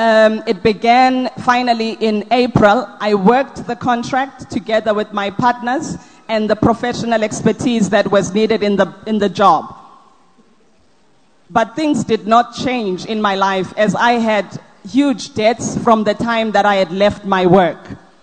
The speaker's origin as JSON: {"language": "English", "town": "Durban", "region": "KwaZulu-Natal", "country": "South Africa", "said": "I'm coming from Durban, and my testimony is on behalf of myself and my husband."}